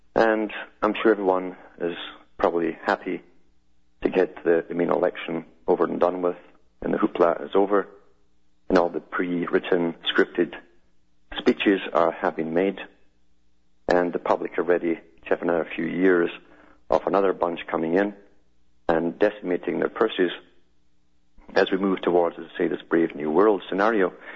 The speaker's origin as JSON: {"language": "English", "country": "United Kingdom", "tie": "born or raised there", "moved": "yes", "said": "growing up in Europe"}